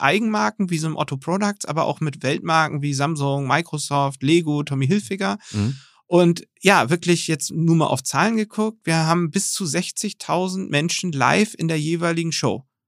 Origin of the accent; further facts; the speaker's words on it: Germany; gerade als Deutsche